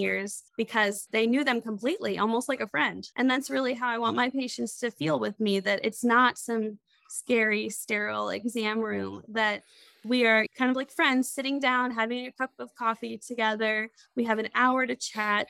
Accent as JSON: {"language": "English", "town": "Crawfordsville", "region": "Indiana", "country": "United States", "tie": "born or raised there", "also_born_or_lived": "Lewisburg, West Virginia"}